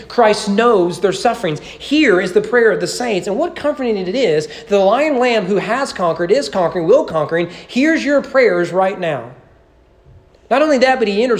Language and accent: English; Bible Belt, Southern United States, United States; me being a Southerner growing up in the Bible Belt